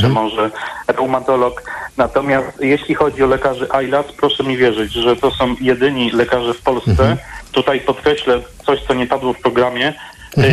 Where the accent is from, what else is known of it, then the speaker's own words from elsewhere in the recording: Katowice, Silesian Voivodeship, Poland; jestem z Katowic